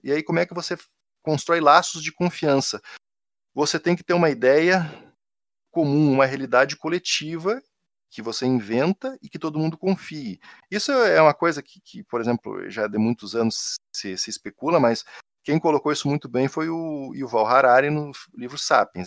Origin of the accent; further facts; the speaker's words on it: Rio Grande do Sul, Brazil; accent: gaúcho; moved away; eu não tenho como disfarçar que eu sou gaúcho porque meu sotaque entrega